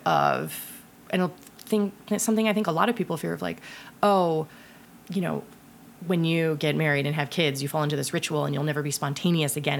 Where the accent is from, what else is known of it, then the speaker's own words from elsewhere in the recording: Ohio, United States; I'm from Ohio